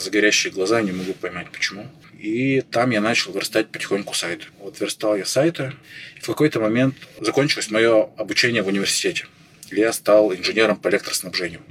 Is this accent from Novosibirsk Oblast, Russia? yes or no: no; Chelyabinsk, Chelyabinsk Oblast, Russia; moved away as an adult; also born or lived in Saint Petersburg; я сам из Челябинска, я из Челябинска выезжал